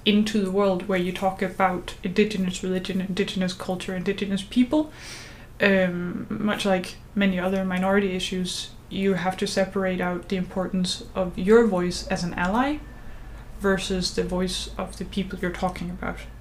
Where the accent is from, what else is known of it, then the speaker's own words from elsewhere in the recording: Denmark; as a Danish person